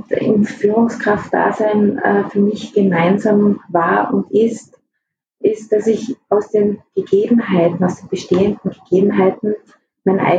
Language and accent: German; Tyrol, Austria; Ja, ich bin eigentlich im Hotel aufgewachsen. Ähm, wie ich vier Jahre alt war, haben sich meine Eltern in Osttirol selbstständig gemacht